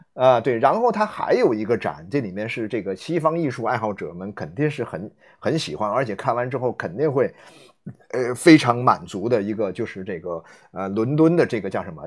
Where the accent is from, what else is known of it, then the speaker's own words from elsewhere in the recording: Nanchang, Jiangxi, China; moved away as an adult; 我老家，我在，我在江西南昌，我，我是，我离开南昌之后，我离开南昌的时候，我是三十多岁离开南昌了